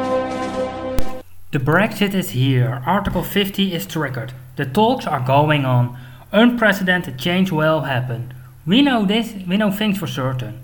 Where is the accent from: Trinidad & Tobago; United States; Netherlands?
Netherlands; Eindhoven, North Brabant; Eindhoven, it's my hometown. I spent most of my life in Eindhoven